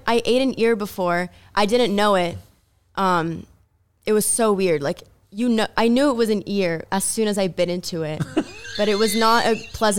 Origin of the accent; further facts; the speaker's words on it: Brazil; now in United States; I'm from Brazil.